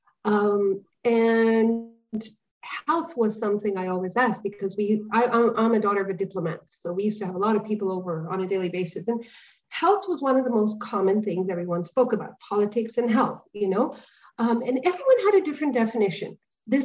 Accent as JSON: {"language": "English", "country": "India", "moved": "yes", "lives_now": "Dubai, United Arab Emirates", "said": "Coming from the cultural background that I come from, I'm an Indian"}